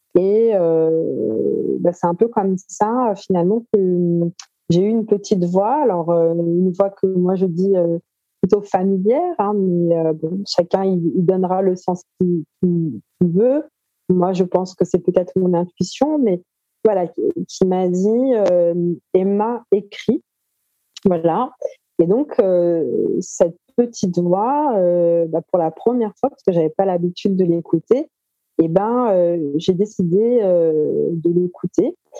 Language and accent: French; Paris, Île-de-France, France; Moi, je suis née en France, à Paris, et je continue de vivre à Paris.